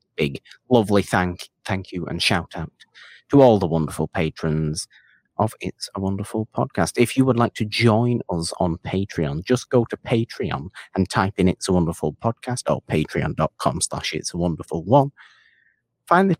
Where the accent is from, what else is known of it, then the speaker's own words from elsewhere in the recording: Bolton, North West England, United Kingdom; accent: Bolton / Salford mix; also born or lived in Salford; I have a slightly different accent naturally, too, because I'm technically from Bolton, so I speak naturally with a Bolton accent, or more of a Bolton accent. I suppose it's probably a bit of a mix of Bolton and Salford.